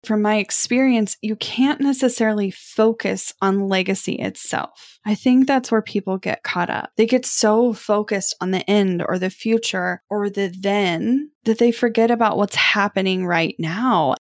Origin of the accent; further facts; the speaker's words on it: Kansas City, United States; growing up in Kansas City